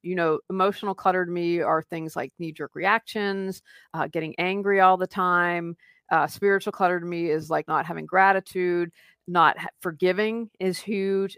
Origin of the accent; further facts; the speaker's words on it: Wheeling, West Virginia, United States; moved away as an adult; also born or lived in Raleigh, North Carolina; Wheeling, West Virginia. It's where I grew up, and my husband and I moved back last year